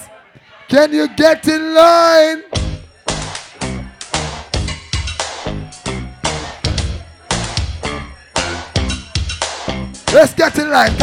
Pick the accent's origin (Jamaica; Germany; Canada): Jamaica; now in England; I'm Jam English. Born in Jamaica and live in England